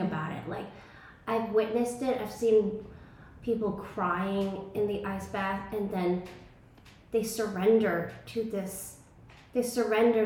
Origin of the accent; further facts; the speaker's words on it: New York City, New York, United States; moved away as an adult; now in Tulum, Mexico; I grew up, I was born and raised in Brooklyn, New York, and I thought I would be there forever